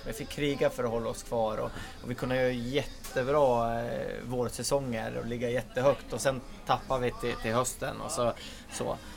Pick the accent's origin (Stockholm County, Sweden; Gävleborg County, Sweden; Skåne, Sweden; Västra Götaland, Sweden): Gävleborg County, Sweden; Bollnäs; moved away; jag är ju från Bollnäs som sagt mm. var från början